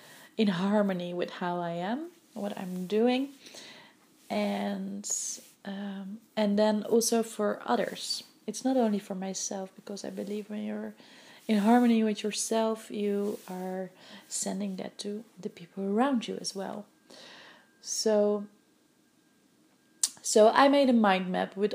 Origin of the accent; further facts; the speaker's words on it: Netherlands; English is a second language; moved away as an adult; now in Vancouver, Canada; I'm from Holland and my English is not really like it's basic, but it's not like that I can speak fluently English.